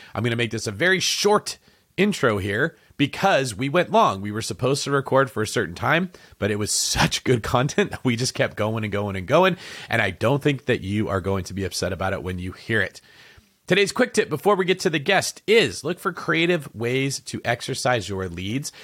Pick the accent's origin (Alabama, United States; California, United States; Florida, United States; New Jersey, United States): California, United States; Manteca; moved away; I'm from Antica, which is, like, twenty minutes away from Modesto.